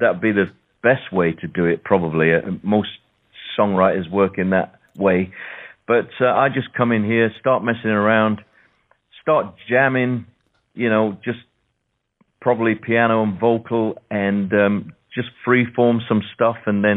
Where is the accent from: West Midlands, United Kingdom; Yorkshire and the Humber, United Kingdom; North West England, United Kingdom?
Yorkshire and the Humber, United Kingdom; Sheffield; moved away as an adult; now in London, United Kingdom; I'm from the north of England myself. I'm just down the road from Leeds. I was born in Sheffield.